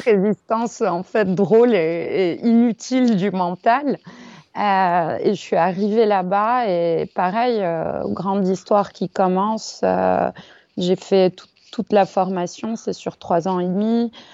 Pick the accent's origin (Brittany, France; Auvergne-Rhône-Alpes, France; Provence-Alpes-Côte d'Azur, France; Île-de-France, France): Île-de-France, France; Paris; also born or lived in India; Je suis née à Paris, j'ai grandi à Paris